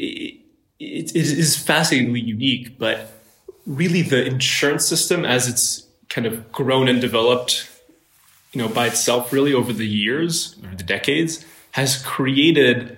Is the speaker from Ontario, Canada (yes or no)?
yes; Ottawa, Ontario, Canada; moved away as an adult; now in Silicon Valley, United States; I'm Canadian. I grew up in Ottawa, Canada